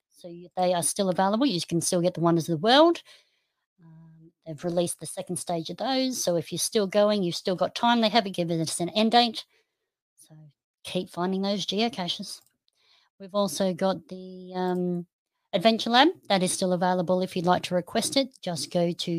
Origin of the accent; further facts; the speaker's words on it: Noosa, Queensland, Australia; Noosa, which is my hometown.